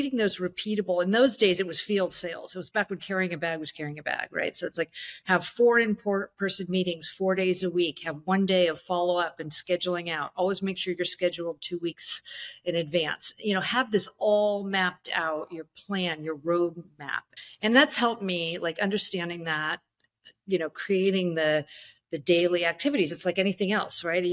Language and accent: English; Bay Area, California, United States; I'm from the Bay Area